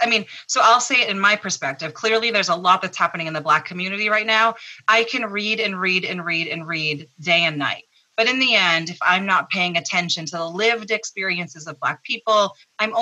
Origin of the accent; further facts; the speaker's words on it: Massachusetts, United States; I grew up here in Massachusetts